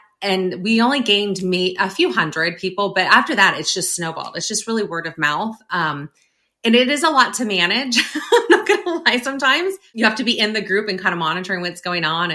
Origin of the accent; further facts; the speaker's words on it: near the Sacramento area, California, United States; moved away as an adult; now in Northern Virginia, United States; So we moved to Northern Virginia from Northern California, grew up in near the Sacramento area